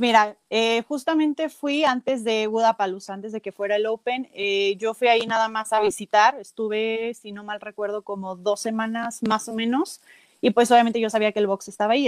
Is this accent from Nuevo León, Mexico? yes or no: no; Celaya, Guanajuato, Mexico; yo soy de Celaya, he estado viviendo pues toda, prácticamente toda mi vida